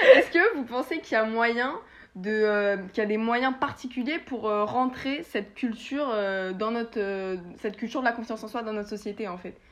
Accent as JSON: {"language": "French", "country": "France", "said": "en tant que Français"}